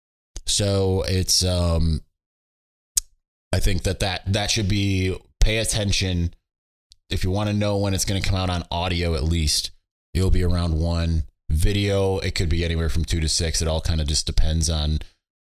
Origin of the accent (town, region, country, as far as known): Michigan, United States; moved away as an adult; also born or lived in California